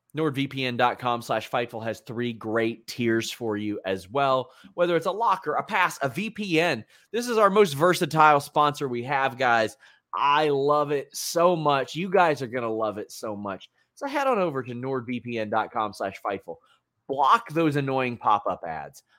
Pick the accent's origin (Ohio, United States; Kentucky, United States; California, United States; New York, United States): Kentucky, United States